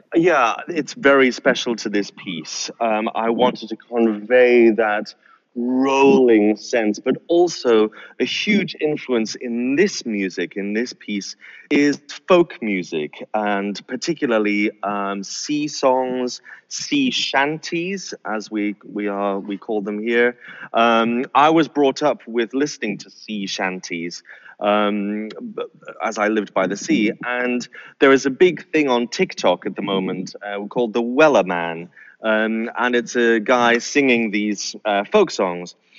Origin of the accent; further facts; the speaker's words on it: North Sea coast, northeast of the UK, North East England, United Kingdom; I was brought up uh, by the sea. I grew up by the sea, uh, and particularly the North Sea